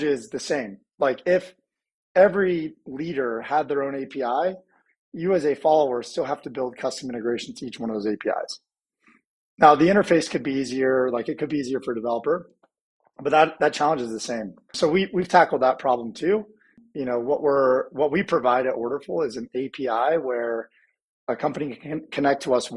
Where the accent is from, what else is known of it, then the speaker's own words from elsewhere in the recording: Indianapolis, Indiana, United States; I grew up in the Midwest, grew up in Indianapolis.